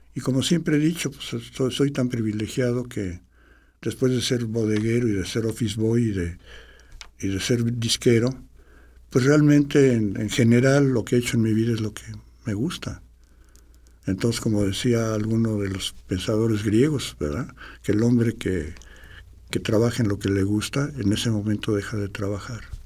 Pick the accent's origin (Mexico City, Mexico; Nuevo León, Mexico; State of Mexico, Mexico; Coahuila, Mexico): Mexico City, Mexico; soy chilango